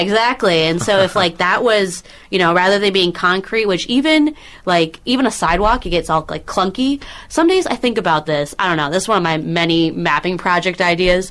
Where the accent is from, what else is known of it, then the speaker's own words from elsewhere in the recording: Minneapolis, Minnesota, United States; now in Los Angeles, United States; I grew up in Minneapolis